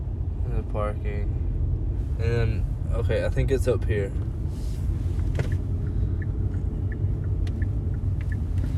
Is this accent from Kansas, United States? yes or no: no; Birmingham, Alabama, United States; I'm from Birmingham, Alabama to see Dave Chappelle.